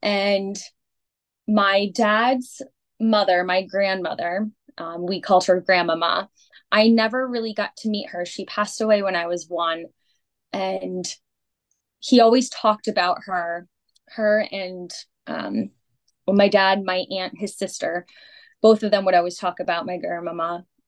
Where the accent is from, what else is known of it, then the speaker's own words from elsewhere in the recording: Hartford, Connecticut, United States; born there; So, I was born in Connecticut, Hartford, Connecticut.